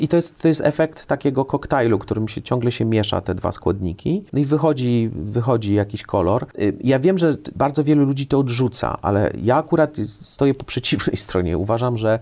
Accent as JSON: {"language": "Polish", "town": "Kraków", "region": "Lesser Poland", "country": "Poland", "also_born_or_lived": "France", "moved": "yes", "said": "jestem z Krakowa"}